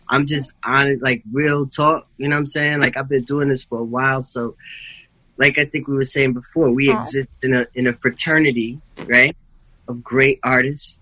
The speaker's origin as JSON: {"language": "English", "town": "New York City", "region": "New York", "country": "United States", "tie": "born or raised there", "said": "growing up in New York City in the 70s"}